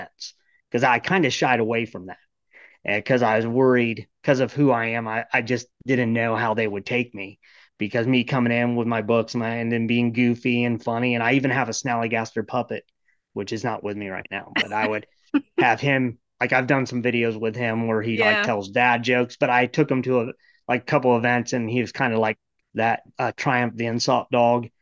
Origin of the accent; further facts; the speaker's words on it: Ohio, United States; moved away as an adult; also born or lived in Florida; now in Maryland, United States; I grew up in Ohio